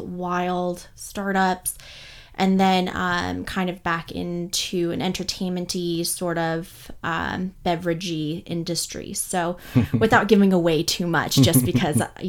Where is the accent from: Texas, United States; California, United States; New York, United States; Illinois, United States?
California, United States; Bay Area; also born or lived in Los Angeles; We grew up in the Bay Area in California